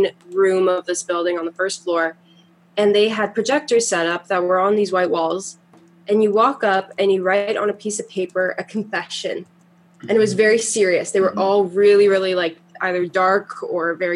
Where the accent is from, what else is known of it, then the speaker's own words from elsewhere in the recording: Toronto, Ontario, Canada; also born or lived in Montreal; I was born in Montreal, and then I moved to Toronto when I was 4, and I've basically been here since